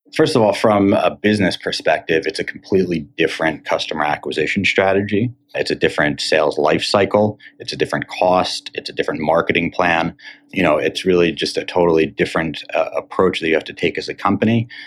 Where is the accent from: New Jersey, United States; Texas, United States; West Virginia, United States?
New Jersey, United States; Cherry Hill; also born or lived in Syracuse, New York; now in Miami, United States; I grew up in Cherry Hill, New Jersey, not too far from the Penn campus